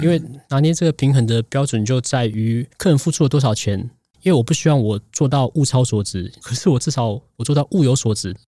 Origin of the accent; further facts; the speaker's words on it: Tainan, Taiwan; moved away as an adult; also born or lived in northern Taiwan / France; 我在南部长大，在嗯，嗯。在北部工作，在法国读书